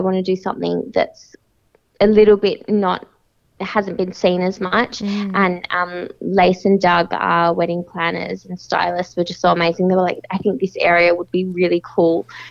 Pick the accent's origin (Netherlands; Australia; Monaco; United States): Australia; Perth, Western Australia; moved away; I'm from Perth